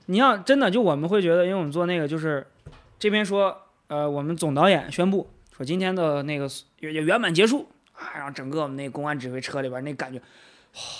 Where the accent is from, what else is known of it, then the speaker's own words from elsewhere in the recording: Nanyang, Henan, China; 咱都土生土长的本地人，对吧？